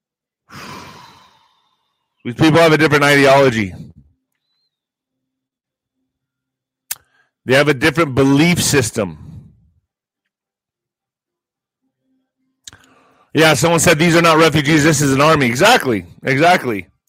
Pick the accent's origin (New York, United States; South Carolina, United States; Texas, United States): Texas, United States; El Paso; El Paso's getting 10,000 refugees to Fort Bliss, my hometown.